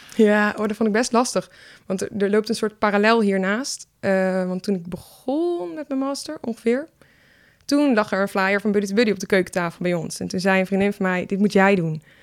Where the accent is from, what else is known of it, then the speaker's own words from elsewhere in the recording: Leiderdorp, South Holland, Netherlands; also born or lived in Nijmegen; now in Utrecht, Netherlands; Ik ben geboren in Leiden-dorp.